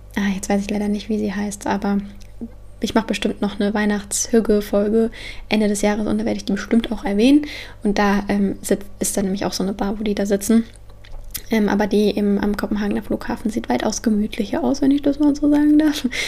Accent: near Frankfurt, Hesse, Germany; moved away; also born or lived in Copenhagen; ich komme ja aus der Nähe von Frankfurt

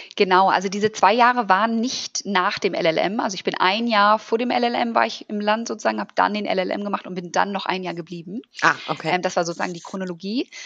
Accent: Germany; also born or lived in Wellington, New Zealand; als Deutsche

